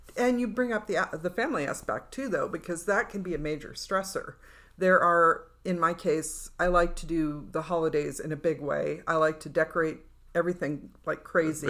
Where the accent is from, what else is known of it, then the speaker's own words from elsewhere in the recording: California, United States; now in Nevada, United States; where I grew up in California, it was fog